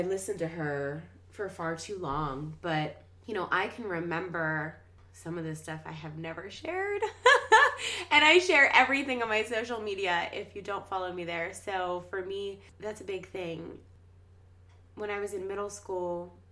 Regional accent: Washington, Pennsylvania, United States; I'm from Washington, PA, a little suburb of Pittsburgh.

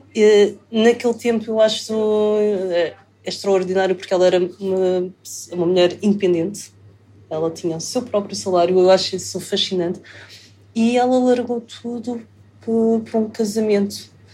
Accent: Lisbon, Portugal; also born or lived in Macau; Eu nasci em Lisboa, sim.

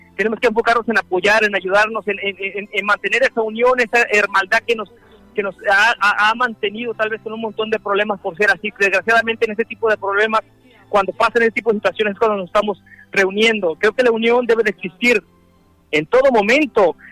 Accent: Mexico; mi pueblo unido mexicano

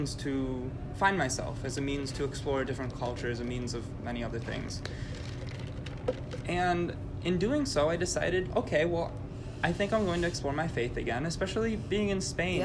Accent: Milwaukee, Wisconsin, United States; I'm from Milwaukee. I've grown up in the city.

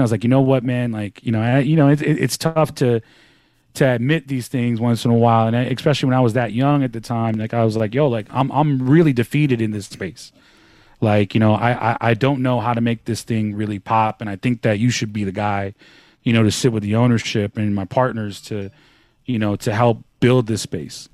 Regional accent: the Bay Area, California, United States; moved away; I'm from the Bay

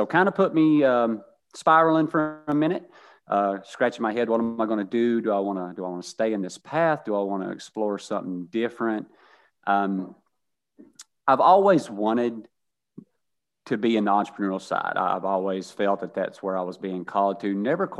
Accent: Kentucky, United States; I grew up very humble in Eastern Kentucky, a coal mining town, not a lot of industry, not a lot of income there, kind of a revolving society.

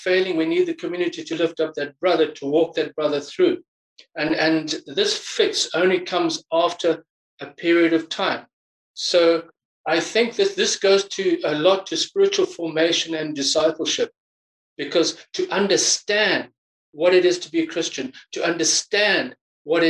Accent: Zimbabwe; now in England; I'm from Zimbabwe

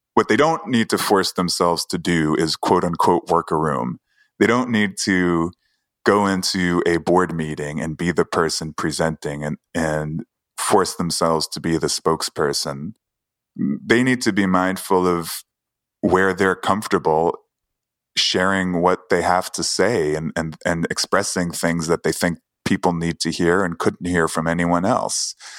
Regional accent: New York City, New York, United States; I grew up in Queens

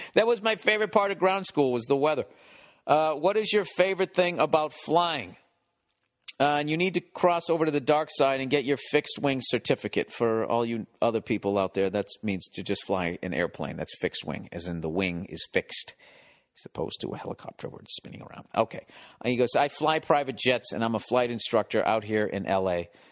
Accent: Boston, Massachusetts, United States; moved away; Boston, my hometown

